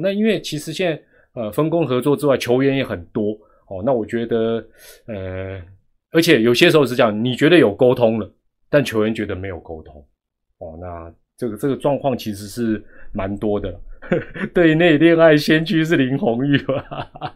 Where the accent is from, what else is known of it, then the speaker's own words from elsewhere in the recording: Taiwan; 我们台湾人